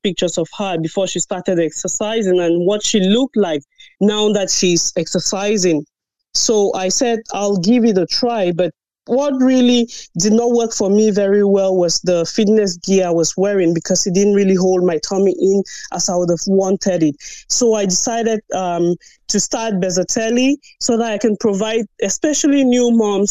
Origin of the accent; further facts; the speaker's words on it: Cameroon; now in Ireland; I'm originally from Cameroon